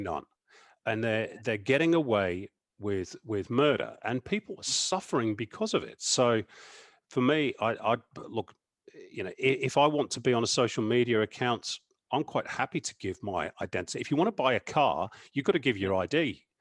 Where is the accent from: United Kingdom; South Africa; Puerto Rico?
United Kingdom; England; as an Englishman